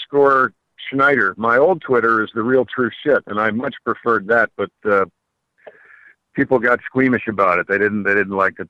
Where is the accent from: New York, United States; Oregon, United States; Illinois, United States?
New York, United States; Mount Kisco; I'm a New Yorker. I'm a New Yorker myself.